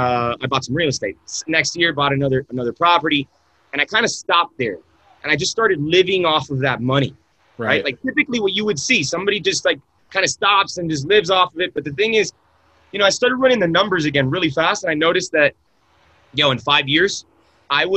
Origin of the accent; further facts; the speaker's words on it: Miami, Florida, United States; moved away as an adult; also born or lived in San Francisco; I'm born and raised in Miami